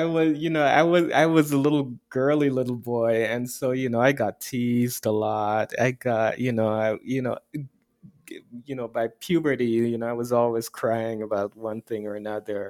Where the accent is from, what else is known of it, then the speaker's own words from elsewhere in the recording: Guyana; now in United States; No, I grew up in Guyana. My parents are Guyanese